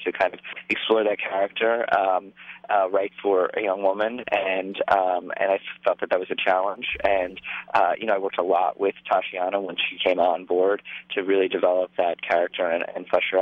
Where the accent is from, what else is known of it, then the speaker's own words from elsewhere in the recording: New York City, New York, United States; I'm not from the Bronx. I'm from downtown New York.